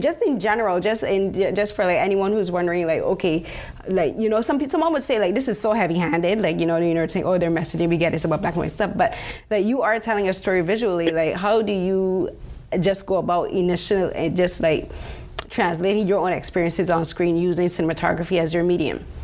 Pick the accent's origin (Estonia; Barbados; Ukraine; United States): Barbados; now in Toronto, Canada; I'm from Barbados